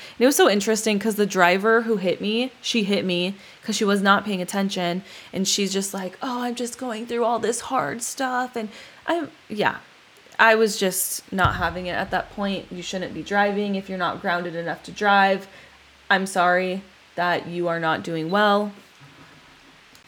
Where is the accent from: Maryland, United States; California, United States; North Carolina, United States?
California, United States; Palmdale; also born or lived in Huntington; my hometown, Palmdale